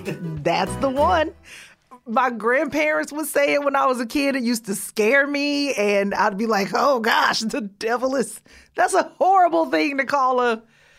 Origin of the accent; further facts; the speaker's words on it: Columbus, Georgia, United States; moved away as an adult; also born or lived in Atlanta, Georgia; now in New York, United States; I am born and raised in Columbus, Georgia. So not even Atlanta, and been in New York probably since 2019.